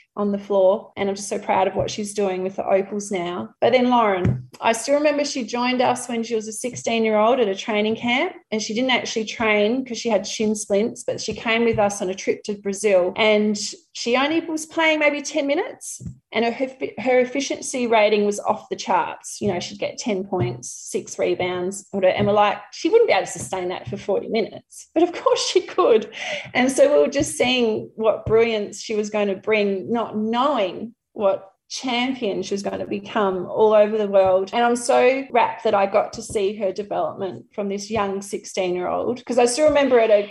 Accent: Murrayville, Victoria, Australia; the primary school where I grew up in Murrayville

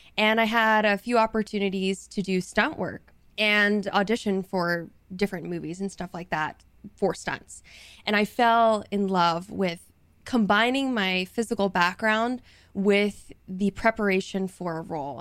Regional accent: the South, United States; moved away; I'm from the South, so people do a lot of this kind of stuff over there

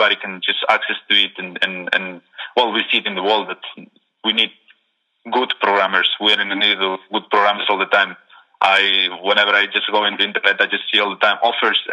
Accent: Spain; moved away as an adult; also born or lived in Salamanca, Spain; now in Slovenia; So I'm from Spain, actually. I'm living in Slovenia.

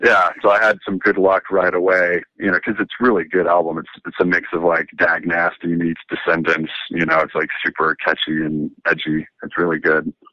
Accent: Nevada City, California, United States; also born or lived in Riverside, California / Scripps Ranch, San Diego / Los Angeles; in kindergarten, first grade, I moved up to Northern California in Nevada City, which is um, near Lake Tahoe, in between Sacramento and Lake Tahoe. And that's where I pretty much grew up

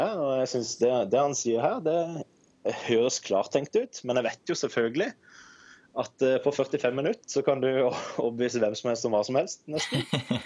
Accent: Kristiansand, Agder, Norway; Jeg er 29 år og kommer fra Kristiansand

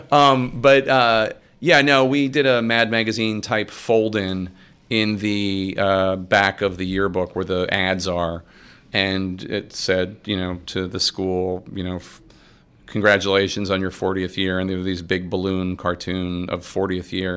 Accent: Philadelphia, Pennsylvania, United States; moved away; I grew up in Philly and I was seven during the bicentennial

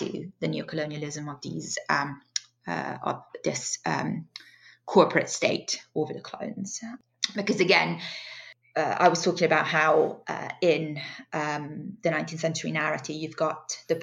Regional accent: Italy; moved away; I'm from Italy originally

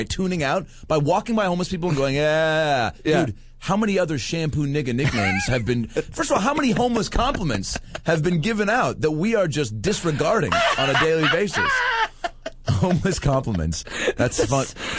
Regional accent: Seattle, Washington, United States; moved away; in Seattle at the Parlor Live Comedy Club in my hometown.

